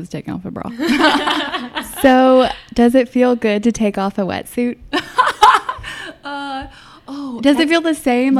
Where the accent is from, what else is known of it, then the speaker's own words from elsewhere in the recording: Texas, United States; we're both from Texas. We got that country music in our hearts for sure.